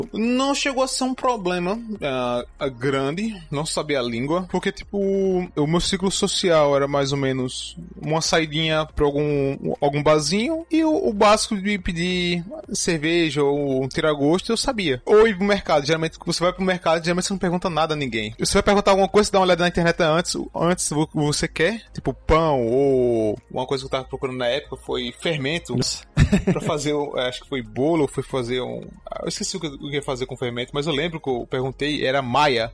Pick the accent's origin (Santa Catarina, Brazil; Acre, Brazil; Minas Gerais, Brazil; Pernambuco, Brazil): Pernambuco, Brazil; Petrolina; moved away as an adult; also born or lived in Spain; now in Bursa, Turkey; Eu sou de uma cidadezinha pequena chamada Petrolina, em Pernambuco